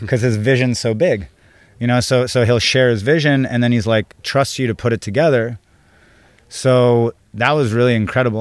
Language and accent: English; San Diego, California, United States; also born or lived in Israel; I was born in Israel. I grew up in San Diego. I left when I was four years old